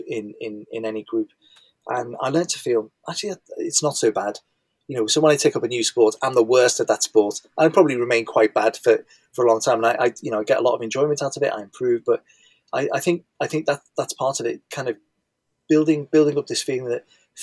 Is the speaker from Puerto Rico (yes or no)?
no; Liverpool, North West England, United Kingdom; You can probably tell from my accent that I'm from Liverpool